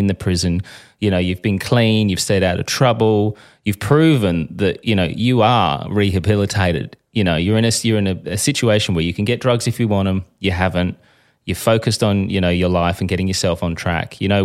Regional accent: Australia; I'm a journalist from Australia.

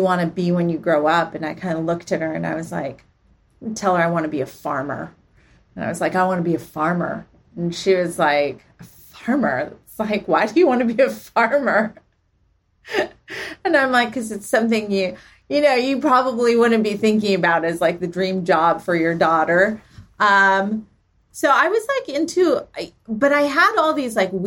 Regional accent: Palo Alto, California, United States; also born or lived in Santa Monica; I grew up actually in Palo Alto.

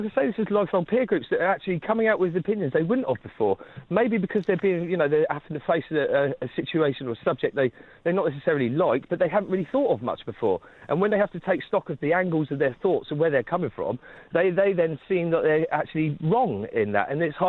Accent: United Kingdom; maybe because we're British, then maybe we should take a bow

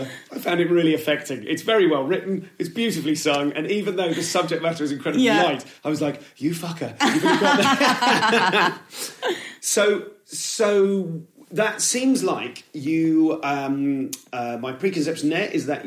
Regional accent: Leamington Spa, West Midlands, United Kingdom; I grew up in Leamington.

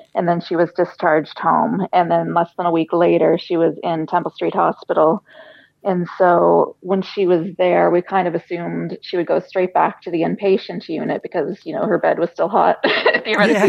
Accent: United States; moved away as an adult; now in Ireland; we're we're American. We were born in America, lived in Ireland eight years now

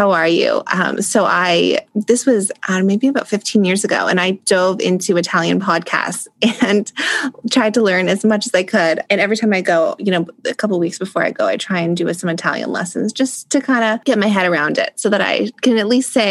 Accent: Canada; growing up in Canada, we do learn French here

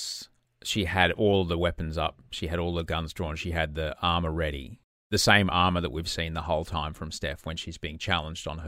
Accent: Queensland, Australia; as a Queenslander

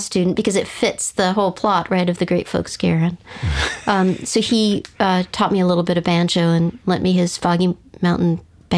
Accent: La Jolla, California, United States; I grew up in La Jolla, California, which is San Diego area

